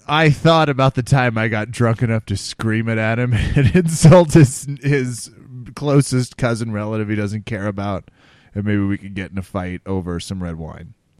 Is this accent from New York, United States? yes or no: no; Kansas, United States; now in Denver, United States; I'm from Kansas